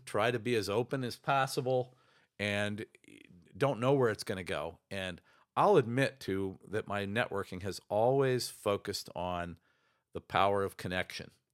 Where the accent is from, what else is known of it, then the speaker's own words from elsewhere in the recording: Ohio, United States; now in Chicago, United States; My dad was a small town doctor back in my hometown in Ohio.